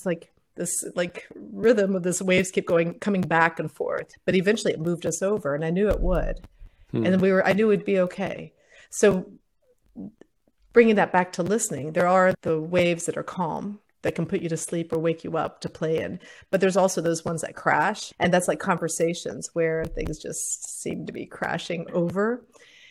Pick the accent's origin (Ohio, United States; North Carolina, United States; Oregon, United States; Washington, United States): Ohio, United States; also born or lived in Puerto Rico; I was in school in Ohio